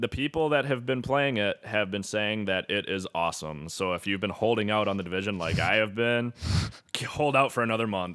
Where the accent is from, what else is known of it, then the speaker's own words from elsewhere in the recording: St. James, Minnesota, United States; I'm from Saint James, Minnesota.